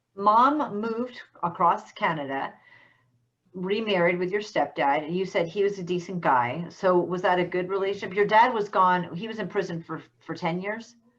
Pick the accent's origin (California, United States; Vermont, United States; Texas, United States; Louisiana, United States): Vermont, United States; I'm from Vermont